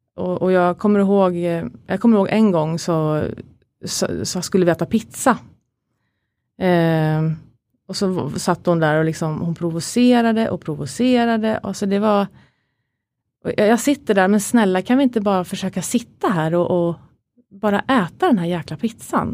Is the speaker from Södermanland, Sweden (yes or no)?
yes; Katrineholm, Södermanland, Sweden; moved away; also born or lived in Stockholm; växte upp som alla andra, i en, eh, eller de flesta, liksom i en eh, kärleksfull familj med mamma, pappa, min lillebror Christian då, och en storebror som heter Peter utanför Katrineholm. Så jag är inte från Stockholm från början